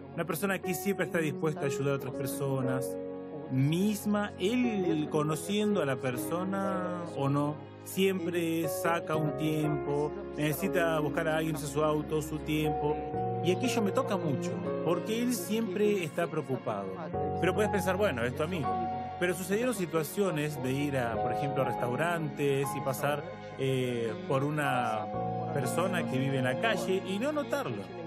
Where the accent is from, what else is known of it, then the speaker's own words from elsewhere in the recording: Belém, Pará, Brazil; moved away as an adult; also born or lived in São Paulo; yo nací en Belén de Pará y después me mudé para San Pablo para cursar periodismo